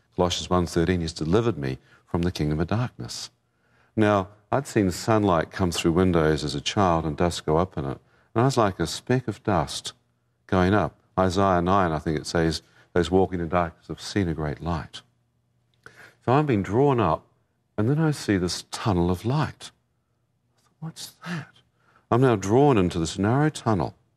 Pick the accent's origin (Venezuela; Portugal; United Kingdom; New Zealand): New Zealand; I come from New Zealand, like Lord of the Rings country